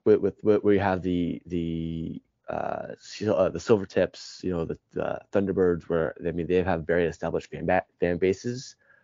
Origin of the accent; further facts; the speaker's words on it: Seattle, Washington, United States; now in Houston, United States; I growing up in Seattle